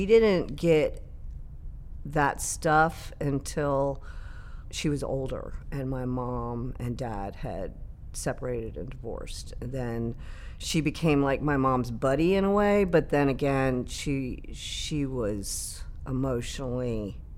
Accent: Fairfax, Virginia, United States; I grew up in Fairfax City. We lived there forever

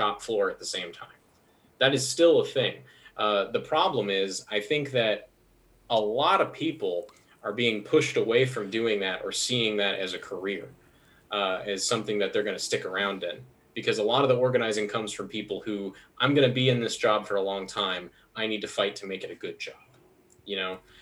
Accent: Hardin County, Kentucky, United States; now in Louisville, United States; when I was growing up in Hardin County, everybody I knew would go work at the Amazon factory

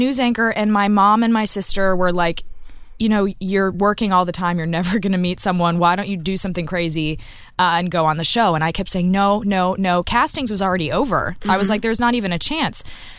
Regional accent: Austin, Texas, United States; Austin, Texas.

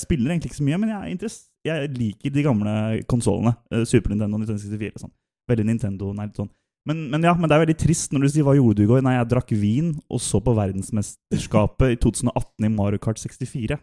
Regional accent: Sarpsborg, Østfold, Norway; Jeg er en sønn fra Sarpsborg, iallfall. Eller Skjeberg.

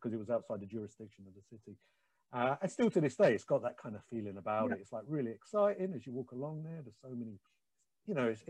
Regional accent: London, United Kingdom; I was born in London and still live there, and I've lived there my entire life, and I've never really lived anywhere else.

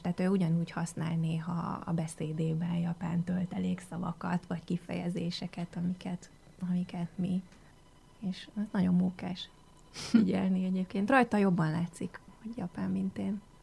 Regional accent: Hungary; first language Hungarian; én itt születtem, itt jártam iskolában, gyakorlatilag itt szocializálódtam.

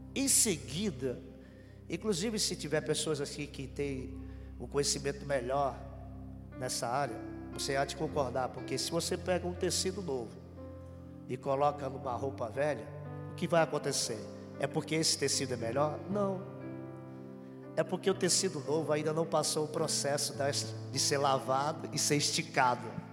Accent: Pernambuco, Brazil; now in Paraná, Brazil; E eu sou pernambucano, vim de lá

